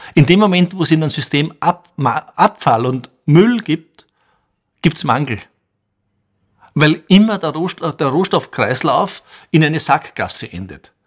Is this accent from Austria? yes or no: yes; Bruck an der Großglocknerstraße, Salzburg, Austria; Ich bin in Bruck an der Glucknerstraße aufgewachsen